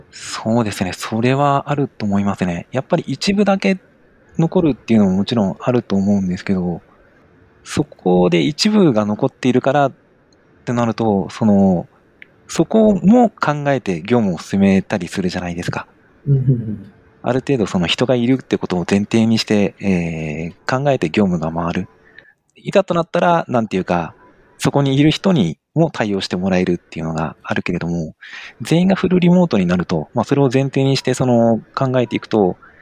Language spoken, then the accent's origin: Japanese; Sapporo, Hokkaido, Japan; moved away as an adult; also born or lived in Tokyo; now in Sapporo, Japan; もともとその地元が札幌だったんですが、えー、仕事を始めるタイミングで東京に出て